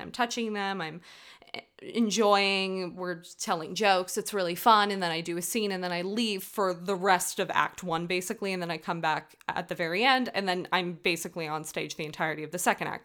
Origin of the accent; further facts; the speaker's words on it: United States; I'm American. I, from the U S